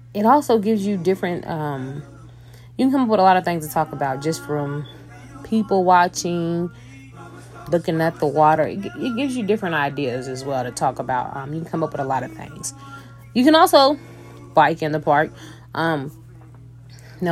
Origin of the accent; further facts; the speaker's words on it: Louisville, Kentucky, United States; I'm from Louisville, Kentucky